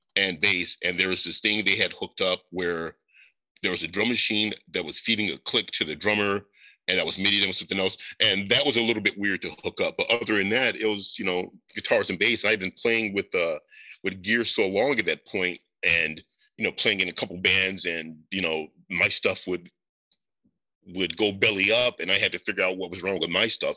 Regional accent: Northwest Indiana, United States; I am from Indiana.

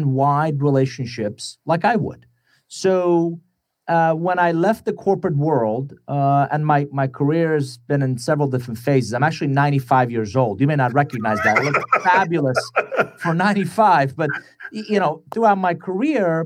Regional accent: Iran; English is a second language; now in United States; I'm originally from Iran, came to the U.S. in 1981 with a suitcase, $100, didn't know anybody, didn't speak a word of English.

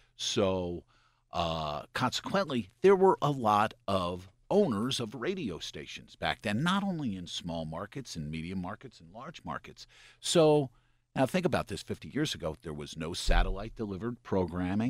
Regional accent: Lebanon, Pennsylvania, United States; I was born in Lebanon, Pennsylvania, about thirty miles east of Harrisburg

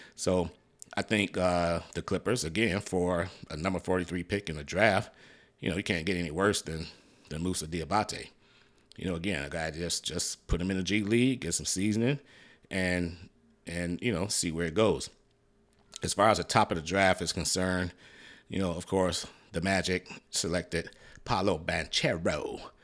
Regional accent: Detroit, Michigan, United States; moved away; I'm originally from Detroit, Michigan

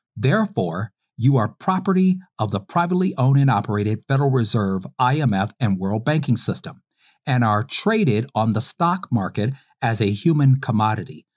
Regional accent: Detroit, Michigan, United States; my hometown of Detroit

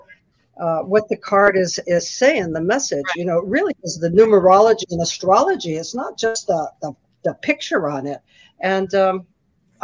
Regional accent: San Francisco, California, United States; I'm from San Francisco

